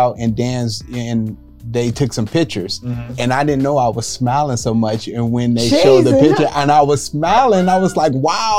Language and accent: English; Bay Area, California, United States; moved away as an adult; now in Houston, United States; Yeah, all the way from the Bay Area.